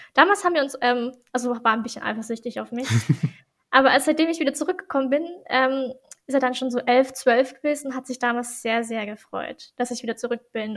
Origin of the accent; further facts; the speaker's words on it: Germany; also born or lived in Brazil; was ich halt nicht gekannt habe als Deutsche